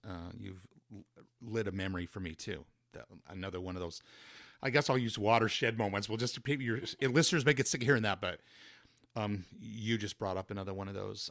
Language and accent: English; Spring Glen, Utah, United States; now in Wasatch Front, United States; I grew up in, in a li-, in Spring Glen, Utah, a little town right near Helper